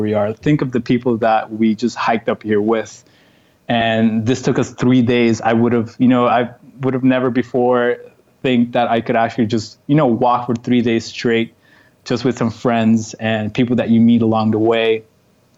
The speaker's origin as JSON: {"language": "English", "country": "Aruba", "tie": "born or raised there", "also_born_or_lived": "Netherlands / Canada / London", "moved": "as an adult", "lives_now": "Warsaw, Poland", "said": "growing up in Aruba, small island of 30 kilometers"}